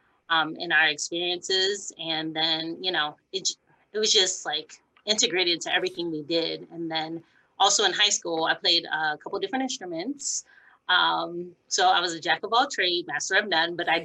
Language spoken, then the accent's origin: English; Massillon, Ohio, United States; also born or lived in West Virginia; moved to Ohio pretty early and grew up in Perry, Maslin area